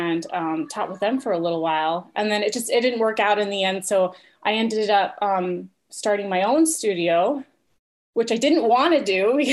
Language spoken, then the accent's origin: English; Arizona, United States; also born or lived in Rochester Hills, Michigan; now in Michigan, United States; I'm originally from Arizona